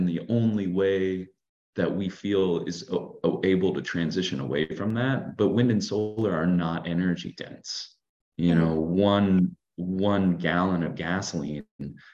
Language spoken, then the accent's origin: English; California, United States; growing up in California and working in solar